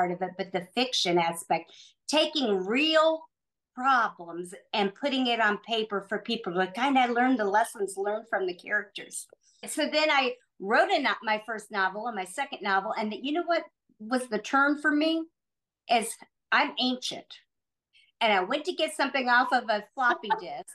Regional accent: Noblesville, Indiana, United States; I'm from Indianapolis, originally from a small town of Noblesville, which is north of Indianapolis

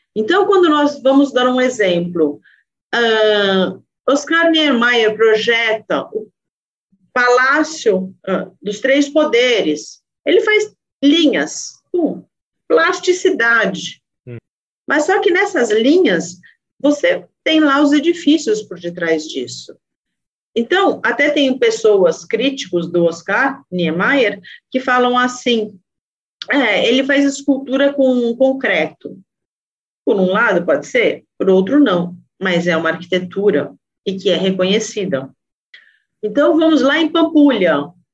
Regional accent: São Paulo, Brazil; eu sou de São Paulo e eu sou pesquisadora mesmo da cidade de São Paulo.

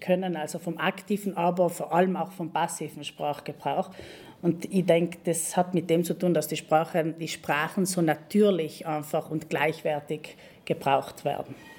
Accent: Val Gardena, South Tyrol, Trentino-Alto Adige, Italy; moved away as an adult; now in Bolzano, Italy; ich bin Südtirolerin, eigentlich gebürtig von ähm, Gröden, aus Gröden

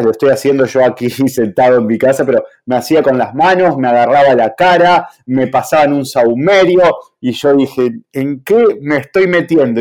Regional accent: Argentina; aquí en Argentina

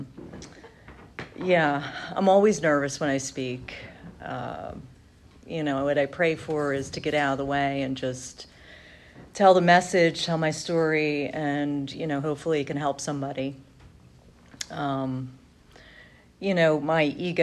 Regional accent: outside of Philadelphia, Pennsylvania, United States; I grew up outside of Philly.

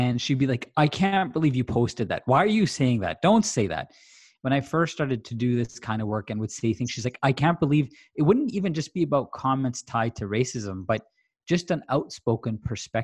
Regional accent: Tanzania; moved away; I grew up in Tanzania, and British culture was king

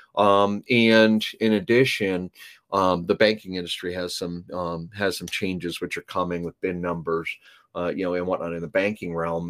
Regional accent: Canada; moved away; I was born in Canada

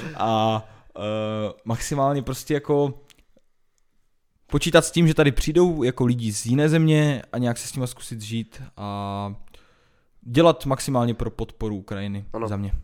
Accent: Czechia; naše, naše republika

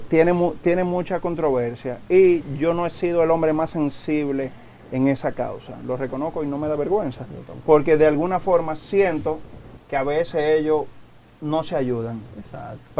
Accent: Naples, Campania, Italy; born there; nací en Napoli

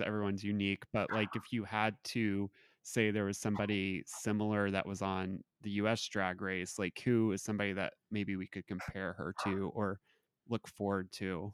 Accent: Southern Indiana, United States; I'm from Southern Indiana

